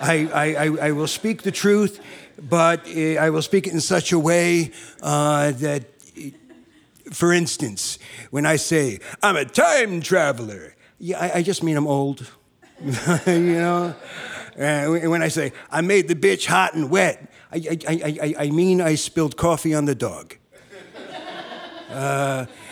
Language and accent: English; South River, New Jersey, United States; now in California, United States; I came in from California, but I'm originally from the New York area.